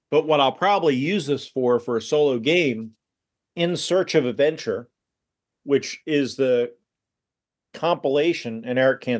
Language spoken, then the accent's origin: English; United States; And I'm a proud American and I'm Scots Irish, which means I like to drink and I can be frugal.